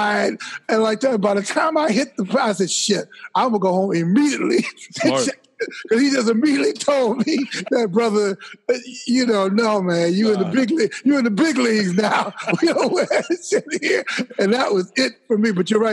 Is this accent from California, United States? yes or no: no; Chicago, Illinois, United States; also born or lived in Phoenix, Illinois; I was born in Chicago, but for a few years, we lived in a little place like Phoenix, Illinois